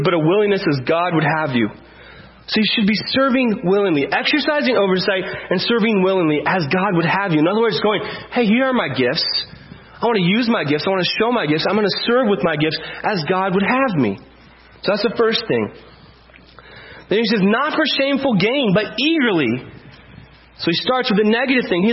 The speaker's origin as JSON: {"language": "English", "country": "United States", "said": "we're white and we're from America"}